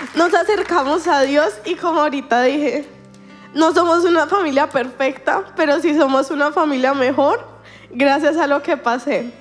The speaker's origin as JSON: {"language": "Spanish", "country": "Colombia", "said": "soy colombiana"}